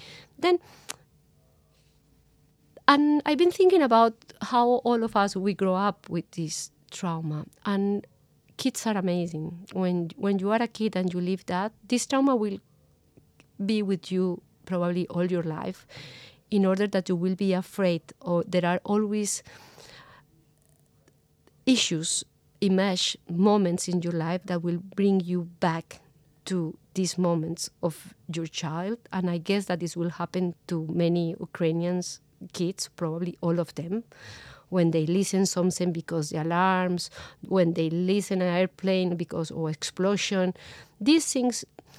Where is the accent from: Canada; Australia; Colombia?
Colombia; You know, with the comparison, it's totally different, but I grew up in Colombia in the 90s.